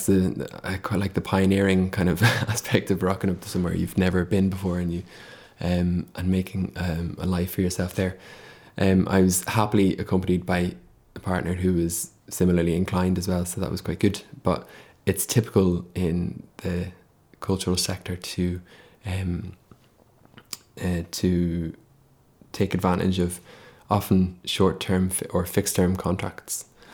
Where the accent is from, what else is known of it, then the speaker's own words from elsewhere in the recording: Dublin, Leinster, Ireland; moved away as an adult; now in Scotland, United Kingdom; I came from Dublin to study at art school in Dundee. …, and I've been in Scotland since then